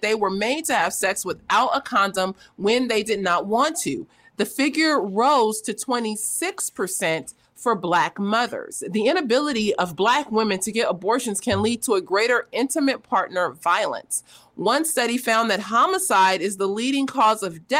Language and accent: English; West Coast, United States; I'm from the West Coast